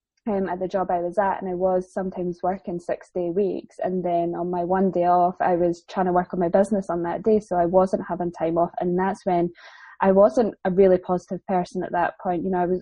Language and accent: English; England, United Kingdom; I've got family down there, and I am actually English, not that anybody ever believes me.